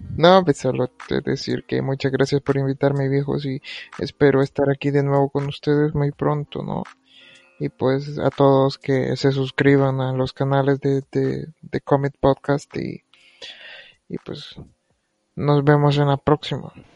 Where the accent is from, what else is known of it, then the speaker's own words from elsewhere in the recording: El Salvador; nosotros somos del El Salvador